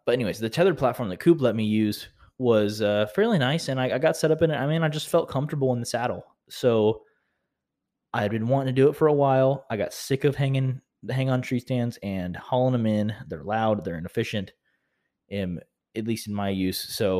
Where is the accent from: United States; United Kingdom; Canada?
United States; Vinita, Oklahoma; his brother Cooper, who I grew up knowing in Vinita, Oklahoma, where I'm from